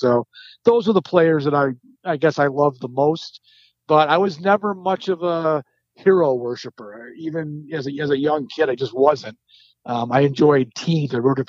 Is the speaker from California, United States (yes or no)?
no; Syracuse, New York, United States; moved away as an adult; also born or lived in Buffalo, New York / Marcellus, New York; But I actually grew up in Syracuse from kindergarten through 12th grade. Grew up in the city and then lived in a small town called Marcellus and went to Bishop Ludden High School.